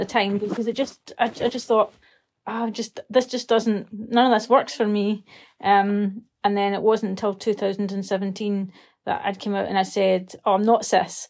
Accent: Scotland, United Kingdom; I'm a Scottish writer

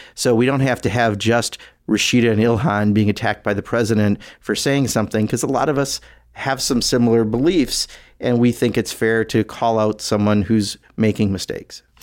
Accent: Kenosha, Wisconsin, United States; growing up in Kenosha

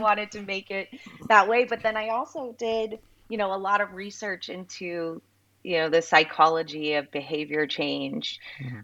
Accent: Southeast Florida, United States; I grew up in Southeast Florida

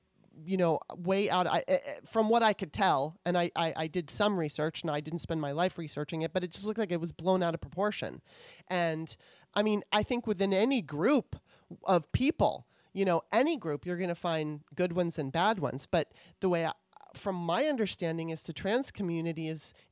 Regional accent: Los Angeles, California, United States; also born or lived in Maryland; I grew up in Los Angeles

